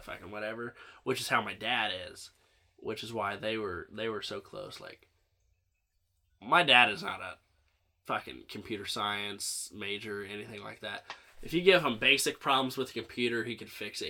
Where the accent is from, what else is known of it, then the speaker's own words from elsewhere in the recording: Central Illinois, United States; I grew up in Central Illinois